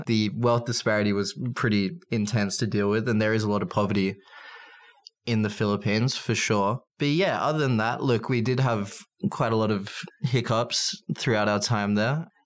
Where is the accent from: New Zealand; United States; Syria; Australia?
Australia; as an Australian